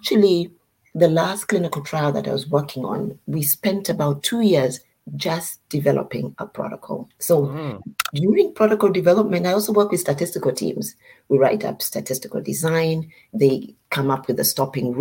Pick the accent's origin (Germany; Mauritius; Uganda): Uganda; moved away as an adult; now in United States; I am from Uganda, and I've lived in the US for most of my adult life